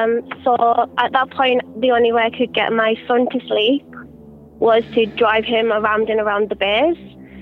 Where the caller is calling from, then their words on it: New Zealand; I'm calling from New Zealand.